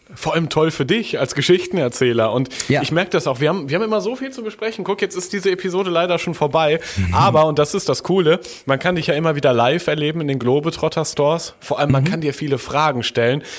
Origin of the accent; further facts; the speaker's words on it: Germany; bei uns in Deutschland